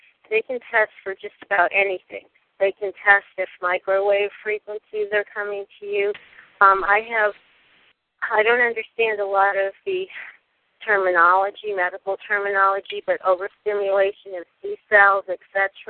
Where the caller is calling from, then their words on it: California, United States; I'm calling from California